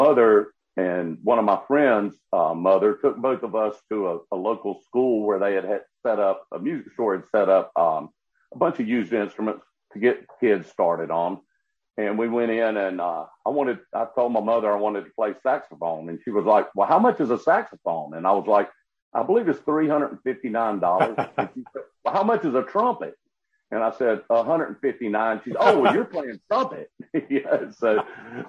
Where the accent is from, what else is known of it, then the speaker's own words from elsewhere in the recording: Columbia, South Carolina, United States; also born or lived in Prosperity, South Carolina; I grew up in Columbia, South Carolina. I was born up in a little small town called Prosperity, northwest area of South Carolina.